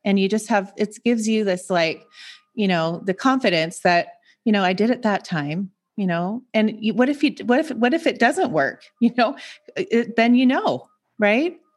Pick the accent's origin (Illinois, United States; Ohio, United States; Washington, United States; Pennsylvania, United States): Washington, United States; Seattle; moved away as an adult; also born or lived in Montana; now in San Diego, United States; I grew up in Seattle, so I'm from the Pacific Northwest